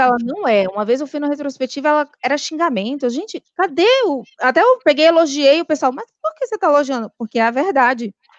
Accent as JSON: {"language": "Portuguese", "town": "Recife", "region": "Pernambuco", "country": "Brazil", "also_born_or_lived": "Natal / Rio de Janeiro", "moved": "as an adult", "said": "eu sou de Recife"}